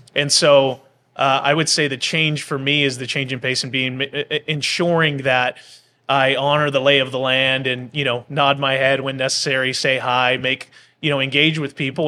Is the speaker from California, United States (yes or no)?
yes; Bakersfield, California, United States; moved away as an adult; now in Pendleton, United States; my hometown